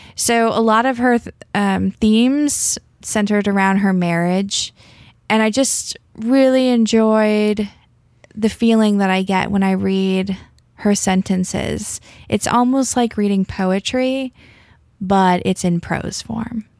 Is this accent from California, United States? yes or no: no; Alabama, United States; I grew up in Alabama